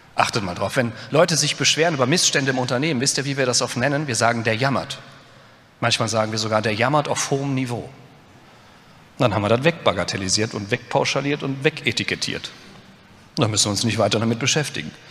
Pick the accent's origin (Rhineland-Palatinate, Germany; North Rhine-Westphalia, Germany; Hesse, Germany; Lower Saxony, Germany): Rhineland-Palatinate, Germany; Westerwald; ich komme aus dem Westerwald